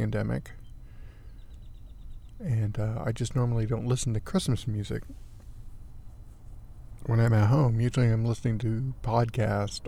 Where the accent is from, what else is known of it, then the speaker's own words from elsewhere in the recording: Texas, United States; I grew up in Texas